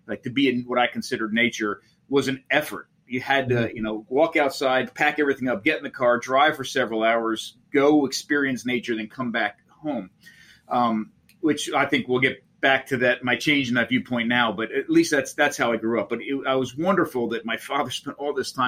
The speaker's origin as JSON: {"language": "English", "area": "Monmouth County", "region": "New Jersey", "country": "United States", "tie": "born or raised there", "said": "I grew up in Monmouth County, New Jersey."}